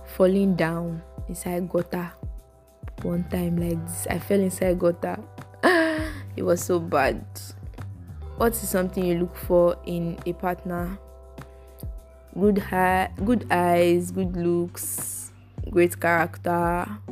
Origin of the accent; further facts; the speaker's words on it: Lagos, Nigeria; I grew up in Lagos, Africa, Nigeria.